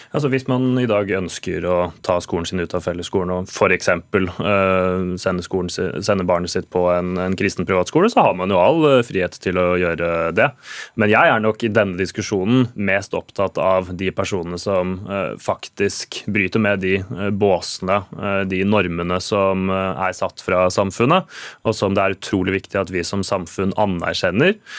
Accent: Sarpsborg, Østfold, Norway; min hjemby Sarpsborg

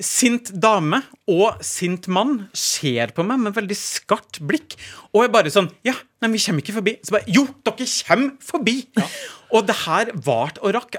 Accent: Norway; also born or lived in Perth, Australia; vi er fra Norge

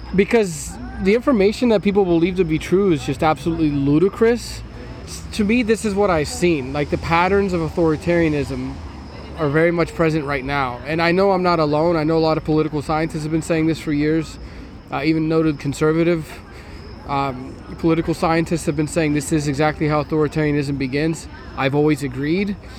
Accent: Pennsylvania, United States; my home state.

